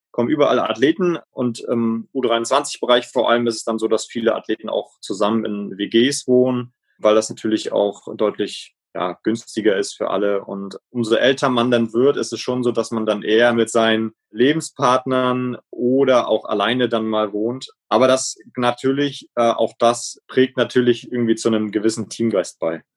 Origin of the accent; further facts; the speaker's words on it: Schwerin, Mecklenburg-Vorpommern, Germany; also born or lived in Rostock; Ich komme ja ursprünglich aus der Schweriner Rudergesellschaft, bin in Schwerin auch zum Teil groß geworden